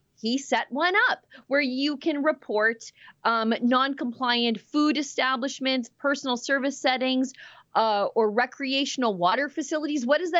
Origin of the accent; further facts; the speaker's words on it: Alberta, Canada; I'm from Alberta, where we lock up more pastors than China.